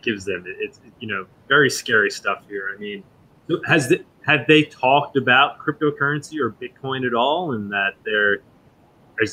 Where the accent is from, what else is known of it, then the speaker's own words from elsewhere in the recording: United States; I'm an American